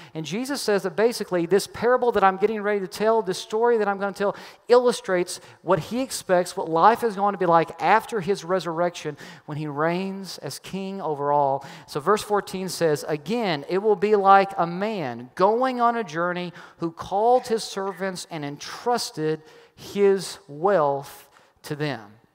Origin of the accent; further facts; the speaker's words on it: Kentucky, United States; I'm from Kentucky